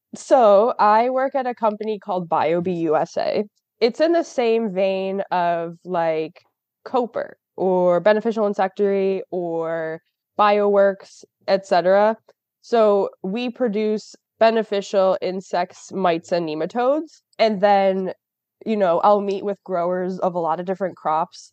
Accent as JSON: {"language": "English", "town": "Rochester", "region": "New York", "country": "United States", "said": "I'm from Rochester, New York"}